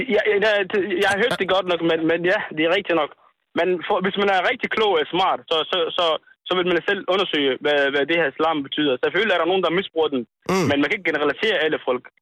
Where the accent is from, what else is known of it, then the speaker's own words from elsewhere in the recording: Somalia; now in Denmark; Jeg kommer op fra Somalia